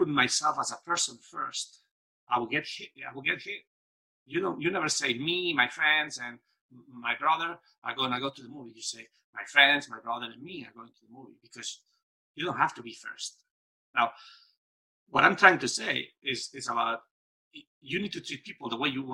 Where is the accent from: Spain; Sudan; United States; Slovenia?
Spain; growing up in Spain, in a dictatorship